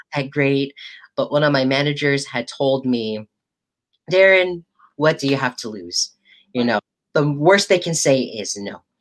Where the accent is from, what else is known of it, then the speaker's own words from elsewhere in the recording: United States; growing up as a Filipino American